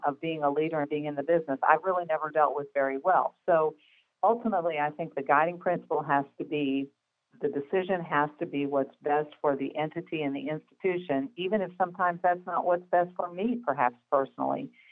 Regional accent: Midwest, United States; I am from the Midwest, as you know, where there's a slightly different pace to life

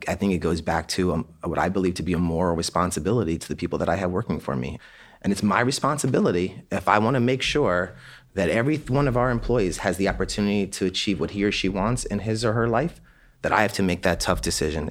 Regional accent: Annapolis, Maryland, United States; We grew up in Annapolis, Maryland

